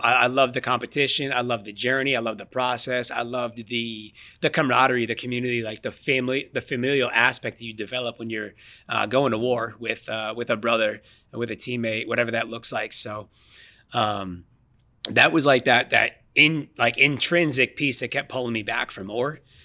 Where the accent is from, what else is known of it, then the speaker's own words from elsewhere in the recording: Boston, Massachusetts, United States; I'm born born and raised in the Boston, Mass area. So I've been I've been here my entire life